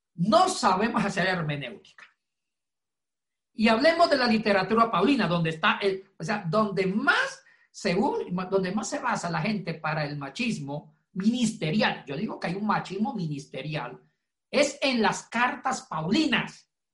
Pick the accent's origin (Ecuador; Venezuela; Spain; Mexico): Ecuador; now in Puerto Rico; es compatriota, hincha de la Liga de Quito